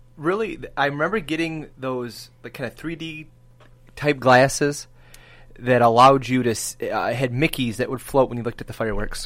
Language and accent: English; Michigan, United States; we're from Michigan, so we root for the Tigers